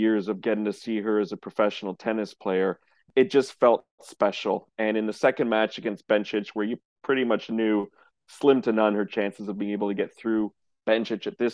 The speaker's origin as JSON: {"language": "English", "town": "Montreal", "region": "Quebec", "country": "Canada", "tie": "born or raised there", "said": "when I was growing up in Montreal"}